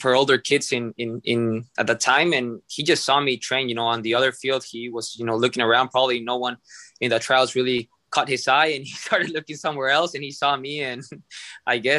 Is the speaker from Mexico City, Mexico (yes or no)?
no; Tijuana, Baja California, Mexico; English is a second language; also born or lived in San Diego, California; now in Chattanooga, United States; I was born in San Diego, California, but I was raised in Mexico, in Tijuana, Mexico, for the most of my life.